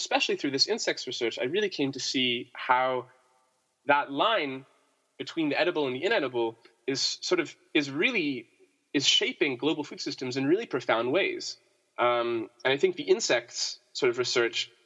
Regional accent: Canada; moved away as an adult; also born or lived in United States; I'm from Canada originally

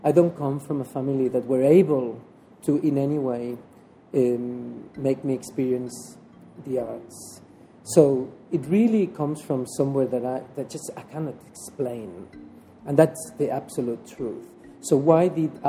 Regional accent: La Garriga, Catalonia, Spain; moved away; I'm from La Garriga. I am not from Barcelona

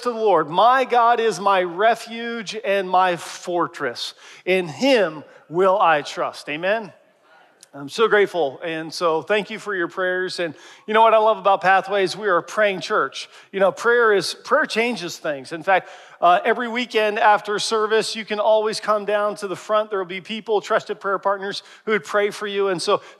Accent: Harrisburg, Pennsylvania, United States; moved away; I was in my hometown, traveled back to Harrisburg, Pennsylvania

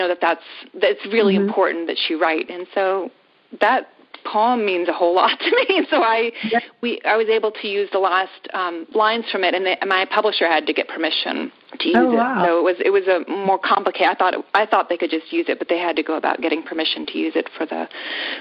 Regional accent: Yellow Springs, Ohio, United States; my hometown of Yellow Springs

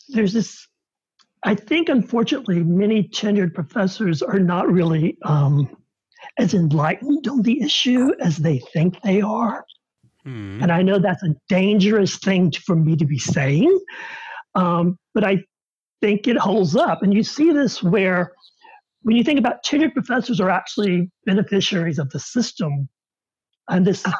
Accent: the South, United States; as an openly gay man growing up in the South

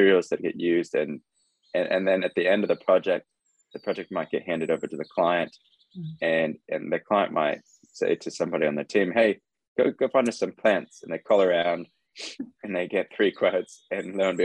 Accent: California, United States; moved away as an adult; now in New Zealand; I grew up in California, actually, not New Zealand.

